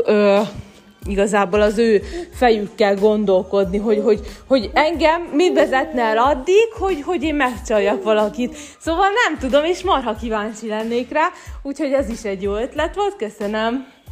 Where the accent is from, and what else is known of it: Hungary; moved away as an adult